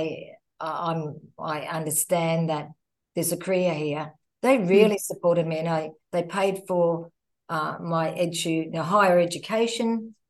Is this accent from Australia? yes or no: yes; Queensland, Australia; moved away as an adult; now in Sydney, Australia; I'm Queensland born and bred, very proud of my Queenslanders, but living in Sydney, of course, for the last 23 years